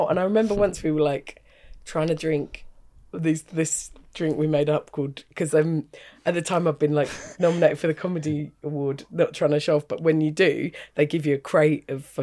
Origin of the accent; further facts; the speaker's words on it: England, United Kingdom; I know that because I'm English.